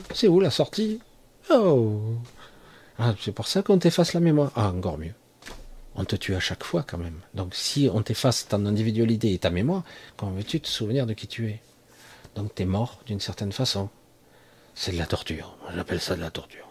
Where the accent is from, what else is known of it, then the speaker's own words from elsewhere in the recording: France; en tant que Français